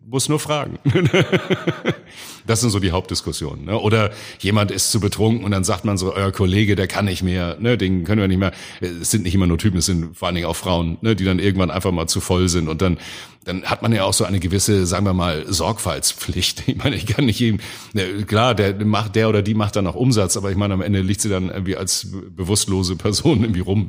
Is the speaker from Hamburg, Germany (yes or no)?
yes; Hamburg, Germany; accent: Hamburgisch; als geborener Wilhelmsburger, da hat man immer so einen kleinen Hooligan in sich drin. Und wenn man in Wilhelmsburg in den 70er und 80er Jahren aufwuchs